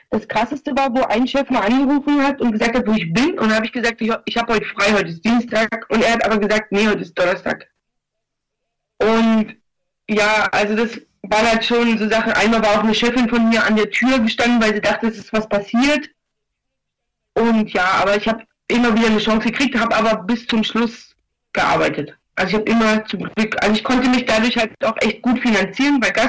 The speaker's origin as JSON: {"language": "German", "region": "eastern Germany", "country": "Germany", "said": "Das Lustige ist, ich komme, also ich komme aus dem Osten, ich bin hierher gekommen, ich hatte noch nie was mit Drogen zu tun gehabt."}